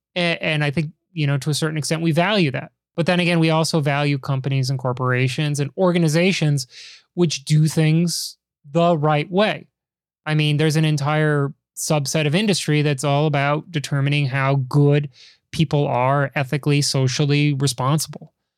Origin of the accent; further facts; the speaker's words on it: Chicago, Illinois, United States; you and I are men of Chicago.